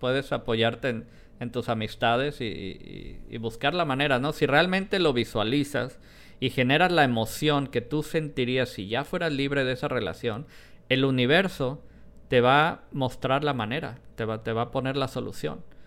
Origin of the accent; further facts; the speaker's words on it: Colima, Mexico; also born or lived in Guadalajara; yo nací en Guadalajara, a pesar que viví muchos años en, Colima